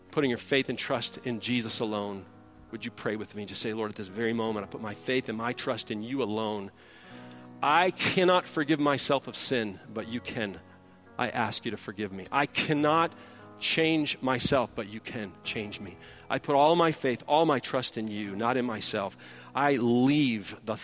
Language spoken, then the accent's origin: English; outside Detroit, Michigan, United States; moved away; also born or lived in Texas; I grew up outside Detroit